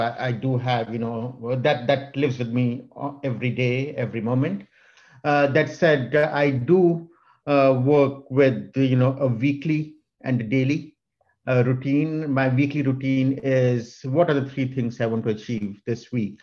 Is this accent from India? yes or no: yes; India; moved away as an adult; now in United States; I was born in India and came to the US when I was 24 with two suitcases